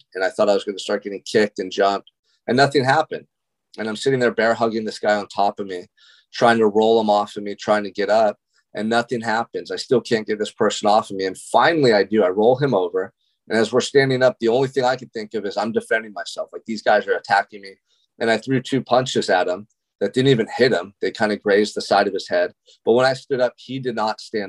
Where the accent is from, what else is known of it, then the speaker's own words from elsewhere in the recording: Santa Barbara, California, United States; Growing up in Santa Barbara, California, which is such a beautiful location in the world. I mean, this is like a tourist destination for people all over the world. And I got to call it home. And I still do to this day.